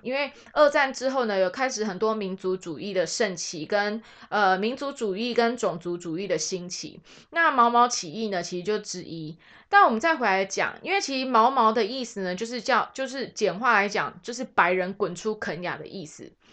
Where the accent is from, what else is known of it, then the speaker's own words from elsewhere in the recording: Taiwan; 我们台湾人